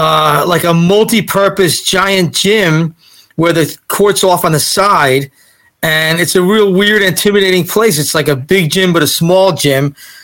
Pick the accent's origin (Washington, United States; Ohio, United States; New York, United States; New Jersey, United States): New Jersey, United States; Old Bridge; also born or lived in South Orange, New Jersey / Belmar, New Jersey; now in South Jersey, United States; So I grew up in Old Bridge, and then I went to Seton Hall. I lived in South Orange for 5 years, and then I lived in Belmar for 6 summers in a crazy, Belmar summertime party zone.